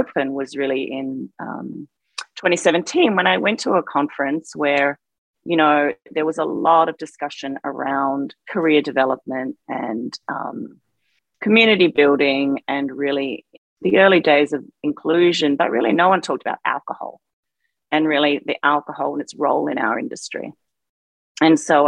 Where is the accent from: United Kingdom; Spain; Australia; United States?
Australia; moved away; growing up in Australia, a culture that has a pretty hefty and healthy drinking culture